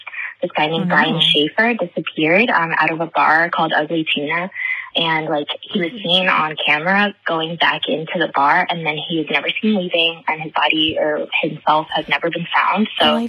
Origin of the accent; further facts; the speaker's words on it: Ohio, United States; I'm from Ohio, and I just want to say that I am, like, a day one listener.